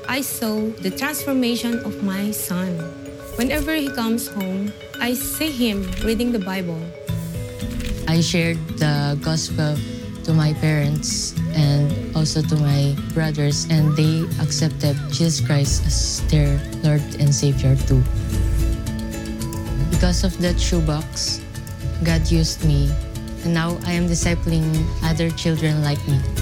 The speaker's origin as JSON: {"language": "English", "town": "Sanchez Mira", "region": "Cagayan Valley", "country": "Philippines", "said": "I'm from Philippines in a small town called Sanchez Mira."}